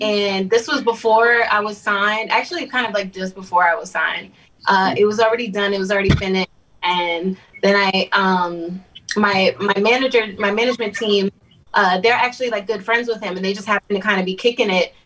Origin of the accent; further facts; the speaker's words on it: New York City, New York, United States; I'm from Staten Island